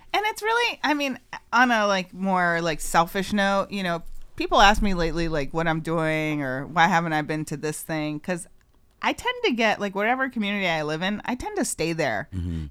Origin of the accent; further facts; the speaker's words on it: Northampton, Massachusetts, United States; now in Holyoke, United States; I grew up in Northampton